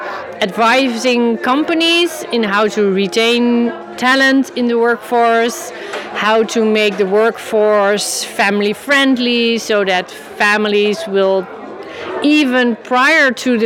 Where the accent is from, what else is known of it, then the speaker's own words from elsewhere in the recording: Amsterdam, North Holland, Netherlands; I'm from the Netherlands, Amsterdam, and my company is Pro Parents.